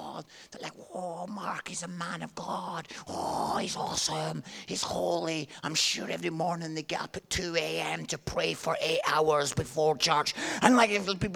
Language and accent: English; Scotland, United Kingdom; I'm Scottish